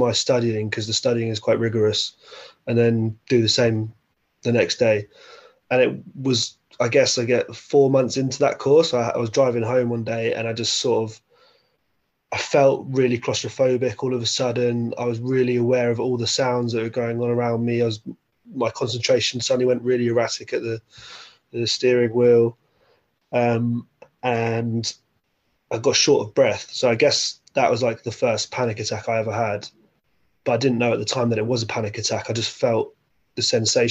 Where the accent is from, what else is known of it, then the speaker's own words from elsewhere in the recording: Windsor, South East England, United Kingdom; I grew up in Windsor